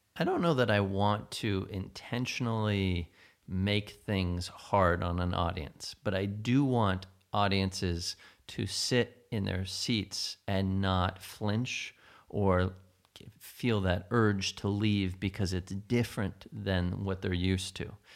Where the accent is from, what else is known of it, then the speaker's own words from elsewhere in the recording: Phoenix, Arizona, United States; moved away as an adult; also born or lived in New York City; growing up in Phoenix, Arizona